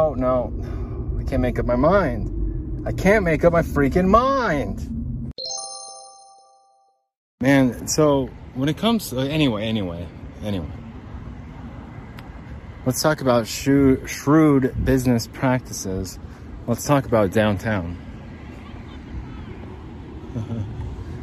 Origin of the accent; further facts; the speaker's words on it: Salt Lake City, Utah, United States; I'm from Salt Lake.